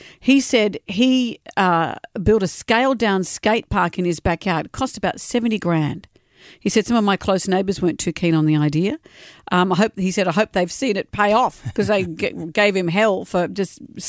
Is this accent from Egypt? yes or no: no; Queensland, Australia; I was born in Queensland